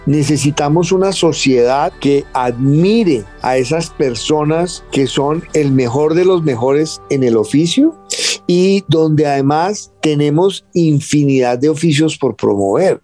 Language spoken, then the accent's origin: Spanish; Colombia; como colombianos